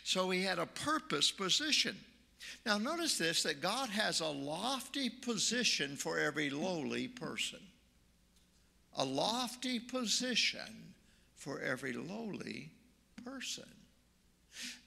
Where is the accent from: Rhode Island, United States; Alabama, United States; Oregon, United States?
Oregon, United States; also born or lived in Nashville, Tennessee; now in Marion, United States; I'm from Oregon